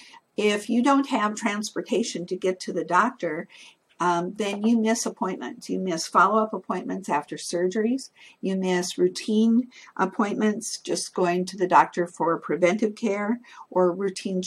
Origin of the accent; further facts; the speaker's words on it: North Dakota, United States; moved away as an adult; now in Washington, D.C. area, United States; I'm living in metropolitan area now, just outside of Washington, D.C., but I'm originally from North Dakota, and you don't get much more rural than